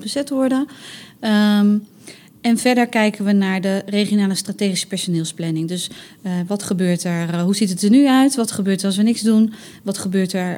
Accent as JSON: {"language": "Dutch", "town": "Rotterdam", "region": "South Holland", "country": "Netherlands", "said": "Wij als Rotterdammers"}